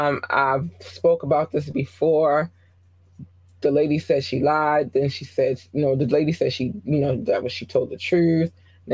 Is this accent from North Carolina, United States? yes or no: yes; North Carolina, United States; born there; I was born in North Carolina and, you know, a lot of my family is in the South.